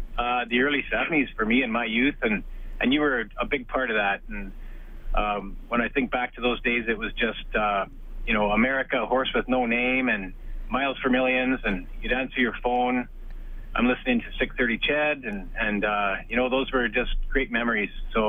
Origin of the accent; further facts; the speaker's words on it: Edmonton, Alberta, Canada; I grew up in Edmonton listening to you in the early 70s